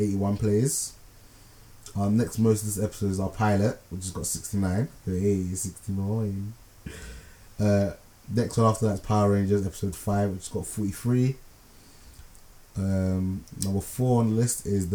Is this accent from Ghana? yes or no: yes; Ghana; now in London, United Kingdom; from my home country, Ghana